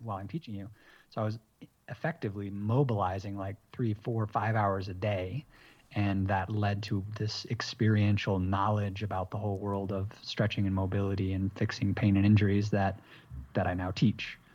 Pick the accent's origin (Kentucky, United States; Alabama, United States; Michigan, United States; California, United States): Michigan, United States; moved away as an adult; also born or lived in Massachusetts / San Diego; now in Bogota, Colombia; I was kinda raised in Michigan for most of my life